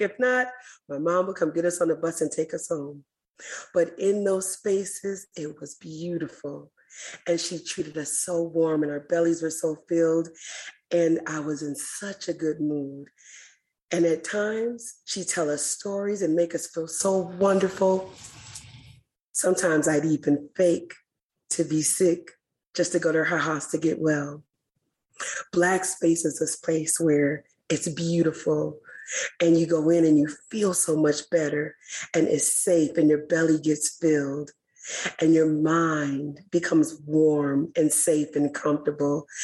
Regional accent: Milwaukee, Wisconsin, United States; I grew up in Hillside, Lapham Park, Lisbon Square, 22nd and Center, 27th and Galena.

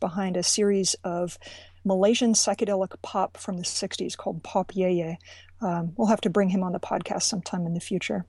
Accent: Richmond, Virginia, United States; moved away; Richmond, Virginia, my hometown

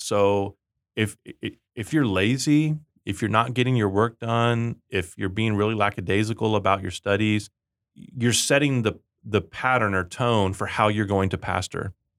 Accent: Rio Grande Valley, Texas, United States; I grew up in the Rio Grande Valley in Texas, and we called underwear Chones

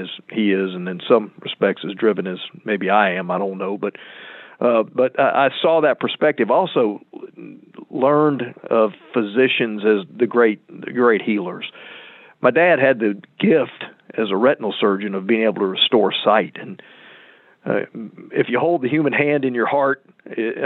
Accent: Lakeland, Florida, United States; accent: native Central Florida; also born or lived in Chicago; this is a native Central Florida accent. I was born at Cook County Hospital. My dad was a resident at the Illinois Eye and Ear Infirmary. He actually was the first retinal surgeon in Central Florida. And I was born in Chicago, and then for a variety of reasons, we came to Lakeland. And so I arrived in Lakeland when I was about four

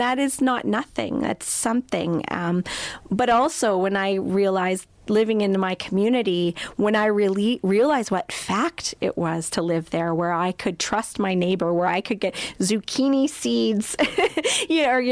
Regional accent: Crowsnest Pass, Alberta, Canada; moved away as an adult; now in Edmonton, Canada; We grew up in the Crow's Nest Pass together

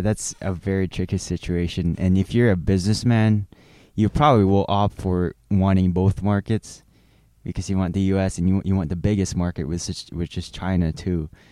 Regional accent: Philippines; moved away as an adult; now in United States; I'm not from the United States. I'm f, actually from the Philippines.

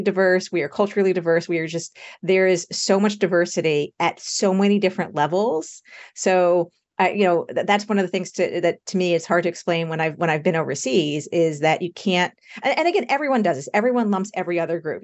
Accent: United States; I'm American

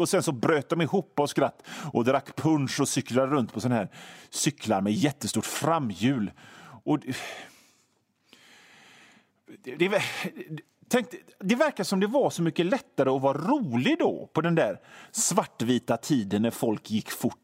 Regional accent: Hönö, Västra Götaland, Sweden; jag kommer ifrån Hönö och det är ett gammalt fiskarsamhälle

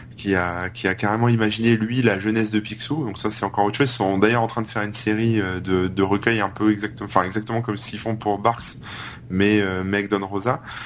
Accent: the North, France; je viens du Nord

